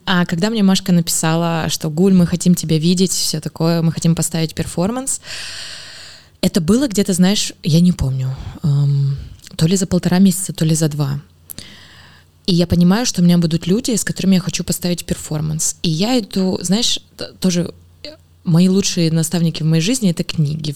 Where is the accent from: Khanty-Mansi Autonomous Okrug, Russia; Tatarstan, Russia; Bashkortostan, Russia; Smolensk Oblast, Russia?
Smolensk Oblast, Russia; Smolensk; я из Смоленска, там была школа танцев